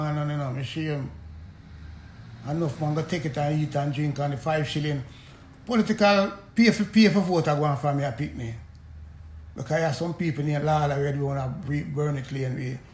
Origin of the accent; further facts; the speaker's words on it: Kingston, Jamaica; I come from Camargo, go to St. Aloysius